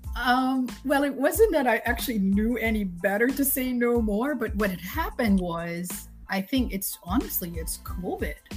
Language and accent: English; Suriname; born or raised there; moved away as an adult; now in United States